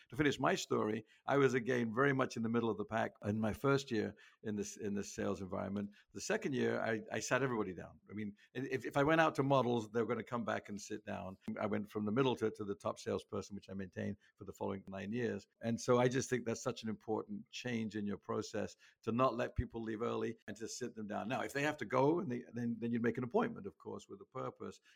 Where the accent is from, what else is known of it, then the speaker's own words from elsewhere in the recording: England, United Kingdom; moved away as an adult; now in United States; I grew up in England.